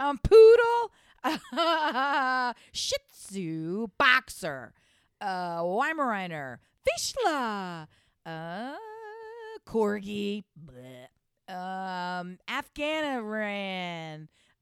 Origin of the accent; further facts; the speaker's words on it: Colorado, United States; I'm from Colorado. I wear an ass hat.